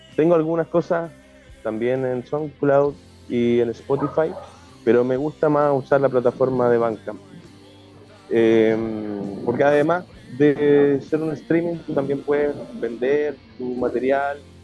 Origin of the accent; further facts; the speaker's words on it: Puerto Varas, Los Lagos, Chile; moved away as an adult; now in Chiloé, Chile; yo vengo de una ciudad lacustre, eh, de Puerto Varas, que es bastante pequeña